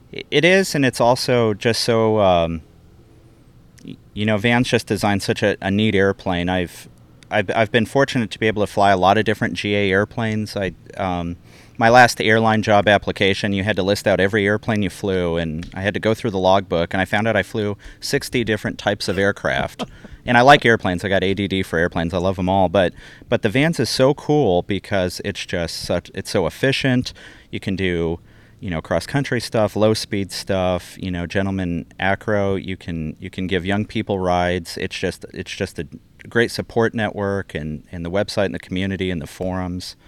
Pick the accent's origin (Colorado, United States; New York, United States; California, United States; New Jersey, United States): Colorado, United States; moved away; also born or lived in South Texas; I grew up in Colorado.